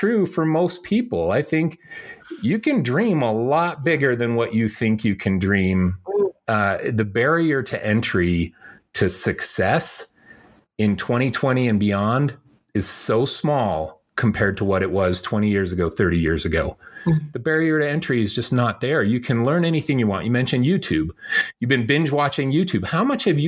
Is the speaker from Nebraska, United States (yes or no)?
no; Chicago, Illinois, United States; also born or lived in Indiana; I was born in Chicago